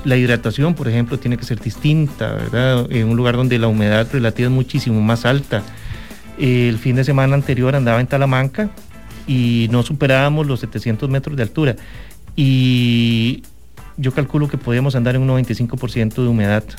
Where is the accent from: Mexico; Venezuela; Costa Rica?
Costa Rica; nuestro país es un país, e, es hermoso y es un país de extremos